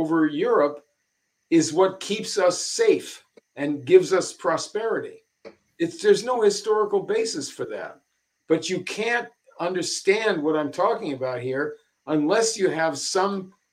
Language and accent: English; California, United States; in my childhood and when I was growing up in California